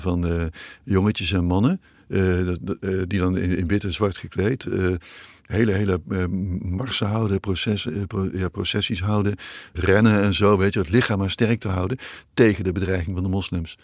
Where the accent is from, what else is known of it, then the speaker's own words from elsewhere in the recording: Netherlands; ik ben in Nederland nog opgegroeid